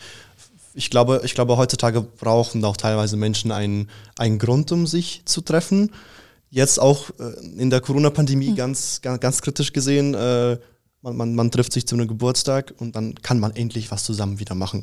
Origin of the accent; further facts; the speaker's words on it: Schönwald, Bavaria, Germany; also born or lived in Russia; ich komme aus Schönwald